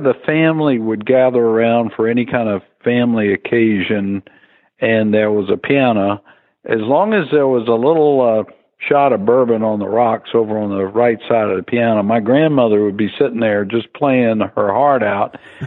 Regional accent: South Carolina, United States; also born or lived in Washington, D.C.; growing up in South Carolina at the time

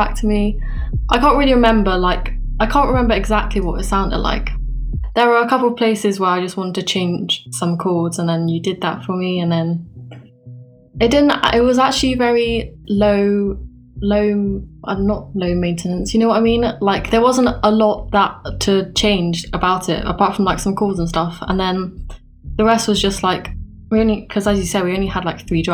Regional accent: England, United Kingdom; I am from England, as you can tell from my accent

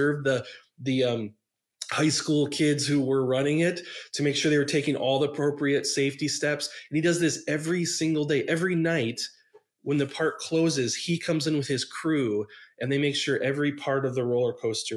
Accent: outside Milwaukee, Wisconsin, United States; I grew up in outside Milwaukee

